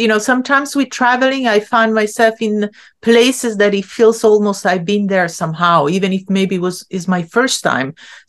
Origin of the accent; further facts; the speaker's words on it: Italy; English is a second language; now in Long Island, United States; So, I grew up in Italy where like a woman still had to kind of like keep her place in a certain way.